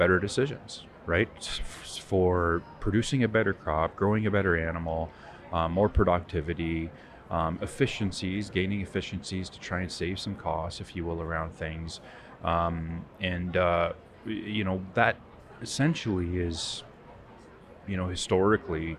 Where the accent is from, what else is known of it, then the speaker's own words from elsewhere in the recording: Southwestern Ontario, Canada; I'm from Southwestern Ontario, but been exposed across agriculture, if you will, in Canada